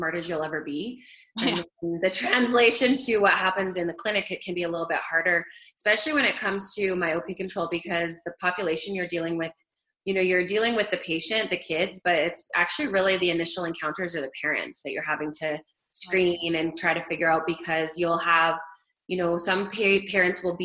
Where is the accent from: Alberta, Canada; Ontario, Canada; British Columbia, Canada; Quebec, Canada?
Alberta, Canada; moved away as an adult; also born or lived in Forest Grove, Oregon, United States / Houston, United States; I'm Canadian, so I grew up in Alberta.